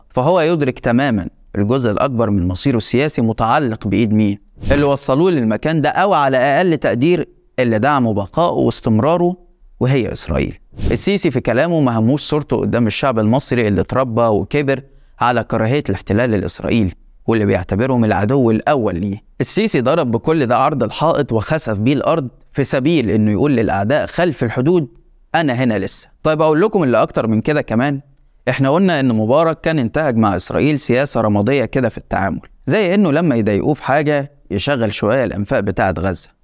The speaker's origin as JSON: {"language": "Arabic", "country": "Egypt", "said": "عندنا في مصر"}